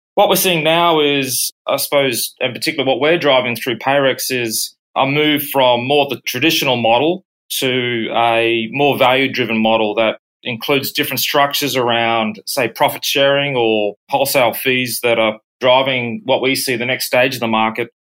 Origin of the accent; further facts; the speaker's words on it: Brisbane, Queensland, Australia; moved away as an adult; also born or lived in United States / United Kingdom; I was born and bred in Brisbane, Australia, worked abroad in both the US and UK for over seven years and returning back to Brisbane.